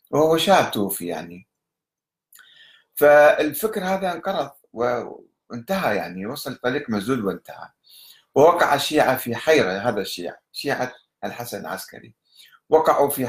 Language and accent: Arabic; Egypt; في مصر عندنا في مصر